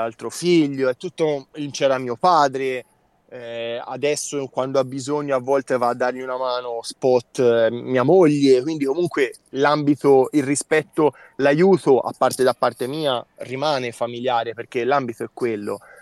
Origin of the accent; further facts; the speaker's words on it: province of Siena, Tuscany, Italy; provincia di Siena, ah, okay. fra le colline del Chianti